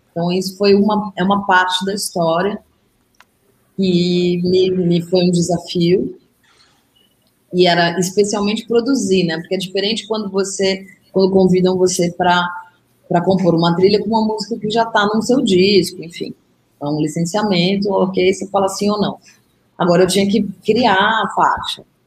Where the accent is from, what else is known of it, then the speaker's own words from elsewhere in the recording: São Paulo, Brazil; como paulistana